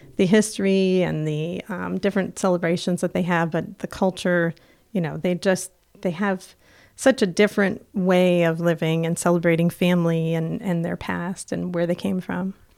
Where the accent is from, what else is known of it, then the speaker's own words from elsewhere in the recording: Plattsburgh, New York, United States; also born or lived in Cuernavaca, Mexico; I'm from Plattsburgh